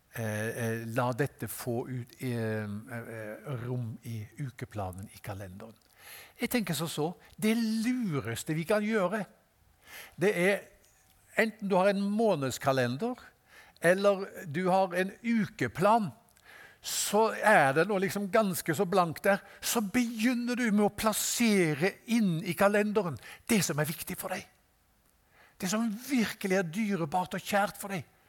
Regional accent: Haugesund, Rogaland, Norway; jeg er fra Haugesund

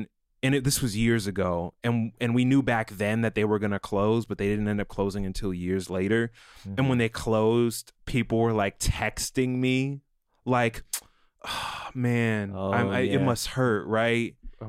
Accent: Maryland, United States; I grew up in Maryland.

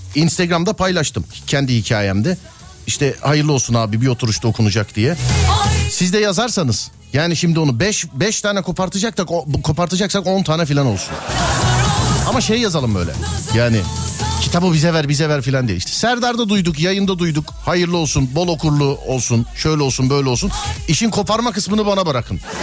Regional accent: Istanbul, Turkey; biz İstanbullu olarak yabani hayata birazcık yabaniyiz.

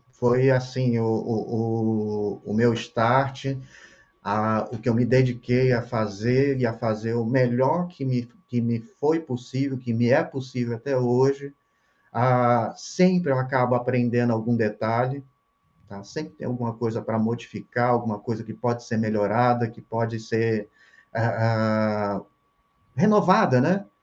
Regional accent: Rio de Janeiro, Brazil; moved away as an adult; now in Santa Catarina, Brazil; Eu sou hum. carioca, é, Rio de Janeiro. Eu tinha meu ateliê no Rio de Janeiro

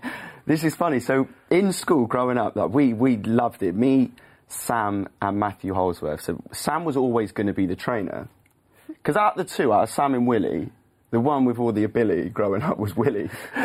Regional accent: the Cotswolds, South West England, United Kingdom; growing up in the Cotswolds. I think, you know, that's a lovely part of the world and it's a massive racing hotspot, especially for obviously jump racing.

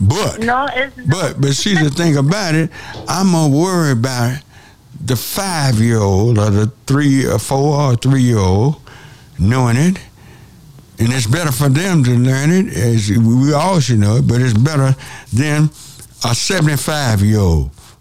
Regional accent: South Central Texas, United States; My hometown is South Central Texas

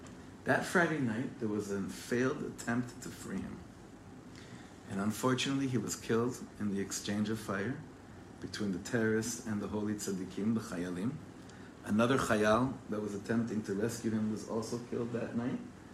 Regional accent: Ra'anana, Central District, Israel; also born or lived in Englewood, United States / Los Angeles, United States; But I was born in Englewood Hospital in New Jersey, and we made Aliyah from LA to Ra'anana, not too far, in 1989. I was 9 years old.

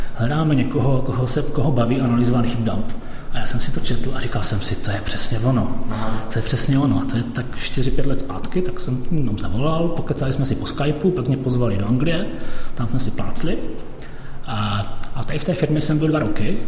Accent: Czechia; also born or lived in London, United Kingdom; now in Bulgaria; já jsem Čech, pracuji

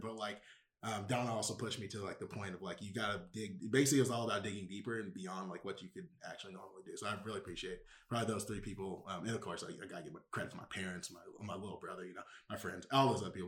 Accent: Houston, Texas, United States; moved away as an adult; also born or lived in New York City; I'm from Houston, Texas, the best city in the state of Texas

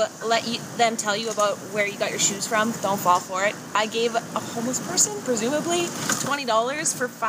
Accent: Saskatchewan, Canada; We're from Saskatchewan, Canada.

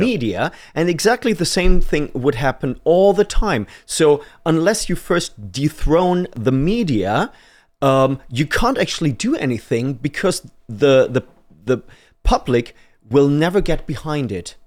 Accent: Germany; moved away as an adult; now in United Kingdom; I'm from Germany, so I'm an immigrant

